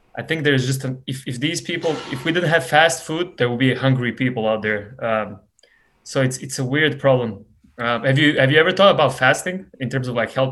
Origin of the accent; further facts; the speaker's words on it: Montenegro; now in United States; I come from Montenegro